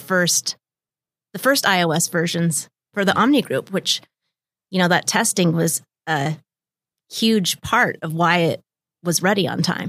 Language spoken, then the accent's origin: English; Lake Tapps, Washington, United States; also born or lived in Bellevue / Bellingham; I was born in Bellevue, and I've lived here in the Seattle area my whole entire life. I'm from a small town, Lake Taps, and I went to Sumner High